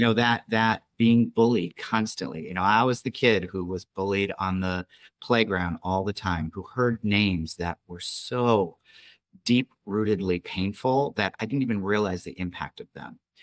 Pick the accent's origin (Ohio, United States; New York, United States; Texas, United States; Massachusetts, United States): New York, United States; moved away; I was a kid from New York